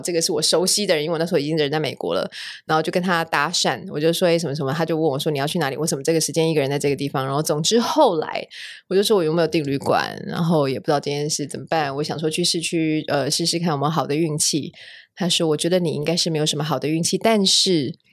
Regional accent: Taiwan; moved away as an adult; also born or lived in United States; 我们台湾人

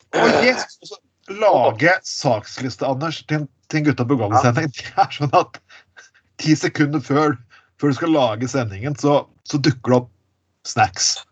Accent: Skien, Telemark, Norway; folk fra Skien, kan du si, som der jeg er fra

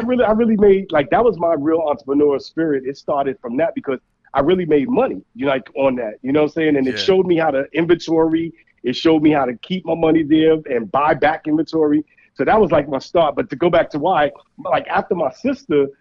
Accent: New York City, New York, United States; I grew up in Brownsville, Brooklyn

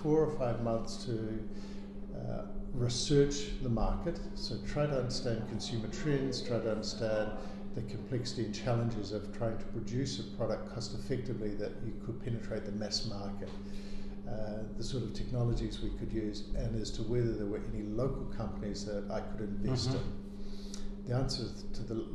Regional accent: New Zealand; also born or lived in Myanmar; I'm coming from New Zealand

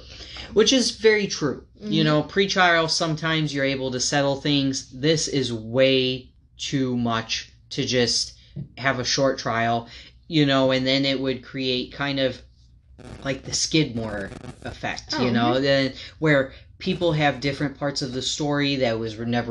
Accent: United States; I grew up in Farmer City, USA.

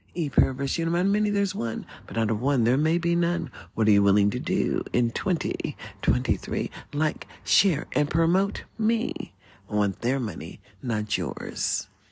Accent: United States; as an American

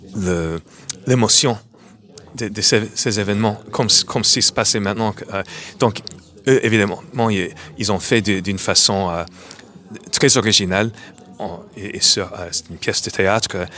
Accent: New York, United States; French is a second language; moved away as an adult; now in France; à New York, à ma ville natale

